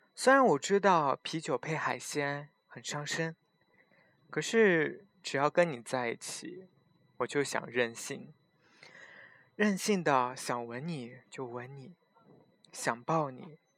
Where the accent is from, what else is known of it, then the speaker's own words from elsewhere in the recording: Xinjiang, China; 从小生活在新疆，所以长这么大没有怎么见过海